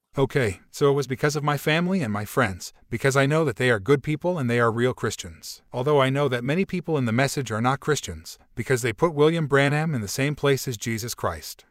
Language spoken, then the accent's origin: English; Brazil; English is a second language; I was from Brazil